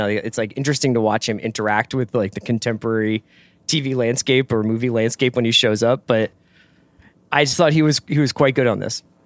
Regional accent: Philadelphia, Pennsylvania, United States; I'm from Philadelphia

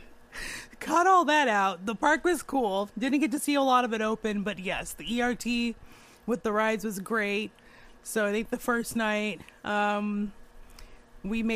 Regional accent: outside of Phoenix, Arizona, United States; moved away; my hometown outside of Phoenix, Arizona, Superstition Mountain

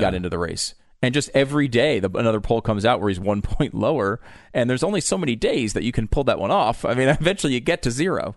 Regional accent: Connecticut, United States; growing up in Connecticut, largely

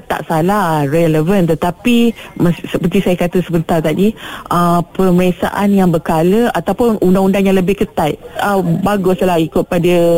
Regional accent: Malaysia; saya sebagai warga Malaysia, orang awam

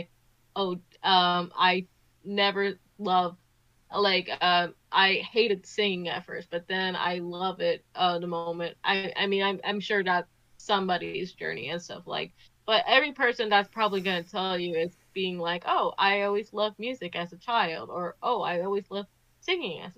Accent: New Jersey, United States; I grew up in Jersey

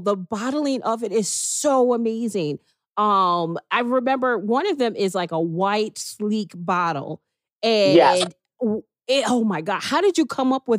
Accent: Chicago, Illinois, United States; I grew up in Chicago

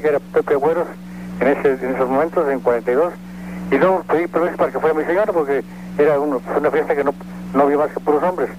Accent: Mexico; soy puro mexicano

